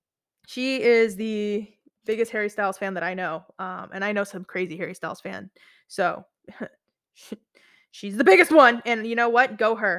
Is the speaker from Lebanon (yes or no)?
yes; Beirut, Beirut Governorate, Lebanon; moved away; Then I went back to my home country. I'm Lebanese. So I went back after 12 years to Lebanon. I'm from Beirut, Lebanon, or Beirut, Lebanon.